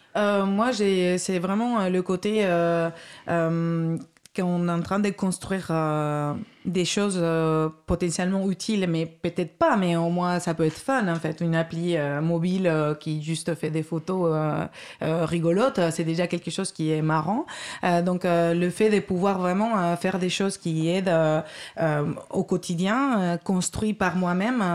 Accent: Basque Country, Spain; moved away as an adult; also born or lived in Madrid, Spain; j'ai fait mes études en Espagne, au Pays Basque espagnol, ingénieure ingénieur en informatique, 5 ans. Et après, j'ai travaillé 3 ans à Madrid

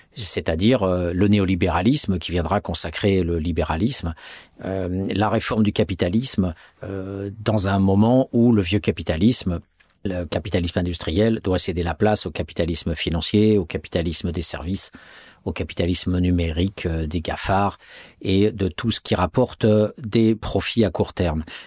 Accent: France; en tant que Français, entre guillemets, né de parents français en France

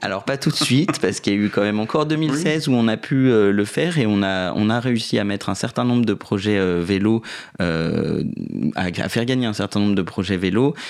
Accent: southern Paris suburbs, Île-de-France, France; je suis né euh, en banlieue parisienne sud, mais j'habite depuis maintenant 5-6 ans à Paris dans le 10e arrondissement

